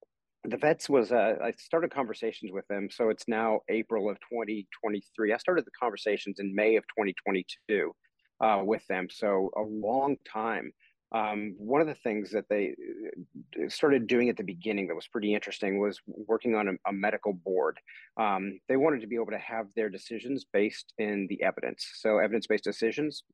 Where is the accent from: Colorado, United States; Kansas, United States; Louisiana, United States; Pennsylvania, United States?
Kansas, United States; I'm from Kansas, grew up in Kansas